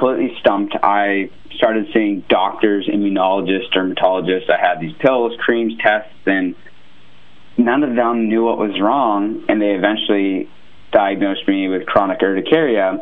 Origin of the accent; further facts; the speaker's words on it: California, United States; moved away as an adult; also born or lived in Ohio; I'm like a California kid